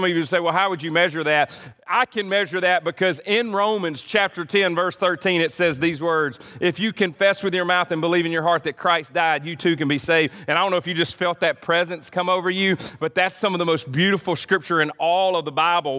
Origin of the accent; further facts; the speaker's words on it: United States; I'm an American